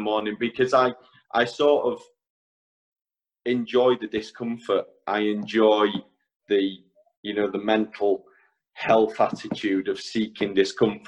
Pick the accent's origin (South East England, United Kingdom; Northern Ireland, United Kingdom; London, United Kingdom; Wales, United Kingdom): Wales, United Kingdom; Ruthin; also born or lived in Isle of Man; So I grew up in a small town called Ruthin in North Wales. So I am a Welshman.